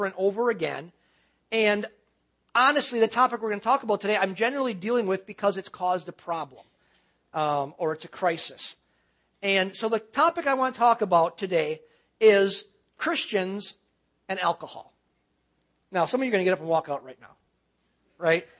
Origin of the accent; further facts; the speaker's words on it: Cedarburg, Wisconsin, United States; moved away as an adult; also born or lived in West Bend, Wisconsin; I was born and raised in Wisconsin. I was born and raised in Cedarburg